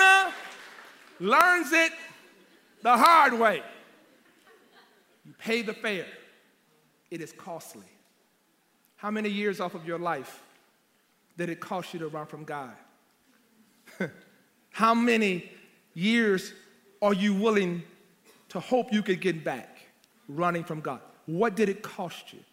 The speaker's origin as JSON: {"language": "English", "region": "Louisiana", "country": "United States", "also_born_or_lived": "Nashville", "moved": "as an adult", "said": "I came to Nashville. I'm from Louisiana."}